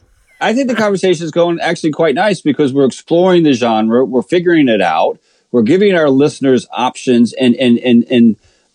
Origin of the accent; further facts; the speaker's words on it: Hampton, Virginia, United States; I come from the city of Hampton.